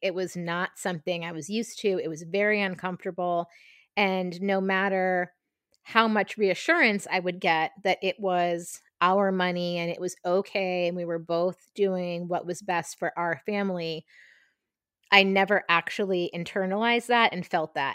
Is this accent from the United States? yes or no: yes; Marshfield, Massachusetts, United States; also born or lived in Brooklyn, New York; I grew up in Marshfield, Massachusetts, about a half an hour south of Boston